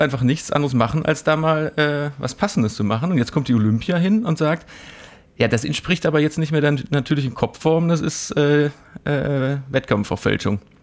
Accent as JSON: {"language": "German", "town": "Mülheim an der Ruhr", "region": "North Rhine-Westphalia", "country": "Germany", "tie": "born or raised there", "said": "in meiner Heimatstadt"}